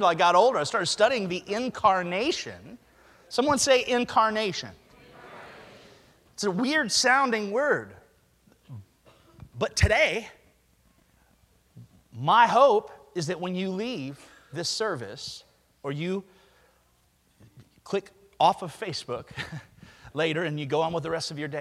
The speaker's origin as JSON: {"language": "English", "region": "Alabama", "country": "United States", "tie": "born or raised there", "said": "I grew up in Alabama"}